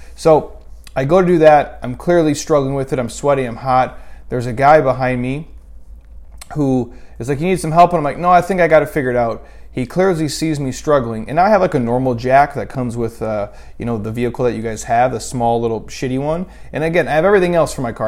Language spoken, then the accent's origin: English; Minnesota, United States; When I was a kid, again, we grew up in Minnesota, freezing cold